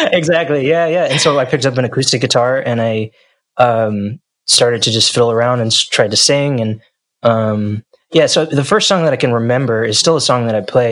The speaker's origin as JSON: {"language": "English", "region": "New Jersey", "country": "United States", "tie": "born or raised there", "moved": "yes", "said": "I grew up in New Jersey in the United States"}